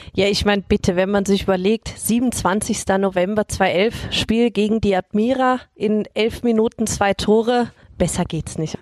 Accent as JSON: {"language": "German", "country": "Germany", "said": "Ich als Deutsche"}